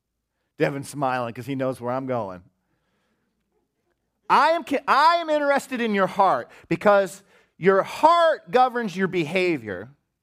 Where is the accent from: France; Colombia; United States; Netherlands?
United States; Des Moines, Iowa; I grew up in Des Moines, Iowa, I guess in the 70s and 80s, and it was a pretty good time, you know.